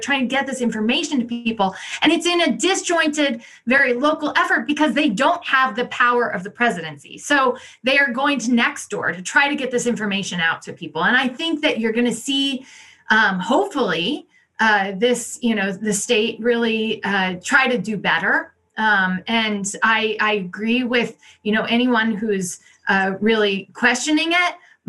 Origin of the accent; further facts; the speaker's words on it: Midwest, United States; now in California, United States; I'm sitting in California like you, and my family, I'm from the Midwest, right?